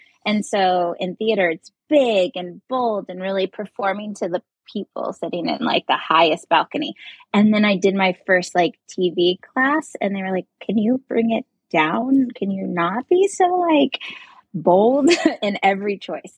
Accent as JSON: {"language": "English", "town": "Covington", "region": "Indiana", "country": "United States", "tie": "born or raised there", "moved": "yes", "lives_now": "Los Angeles, United States", "said": "I'm from Indiana originally, so like very small town, cornfields all around."}